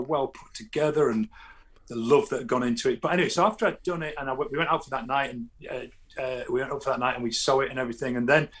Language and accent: English; London, United Kingdom; I come up from London, South bloody London. I could get to France quicker than here.